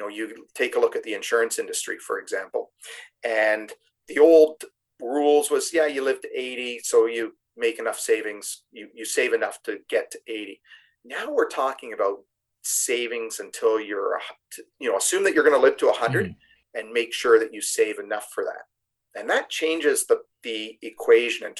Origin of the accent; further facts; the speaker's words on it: Canada; as a Canadian